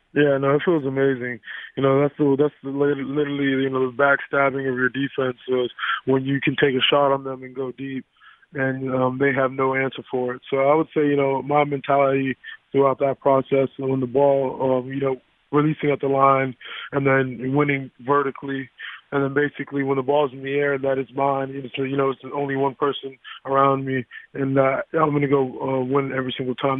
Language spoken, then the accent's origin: English; South Florida, United States; growing up in South Florida